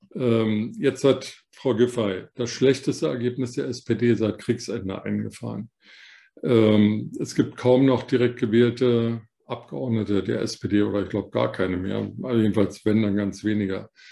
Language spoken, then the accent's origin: German; West Germany, Germany; weil ich selber einer bin, ein Westdeutscher